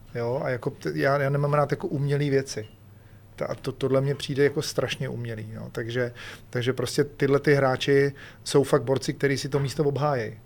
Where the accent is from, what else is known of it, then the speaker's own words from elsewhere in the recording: Czechia; u nás v Čechách asi merch není ta věc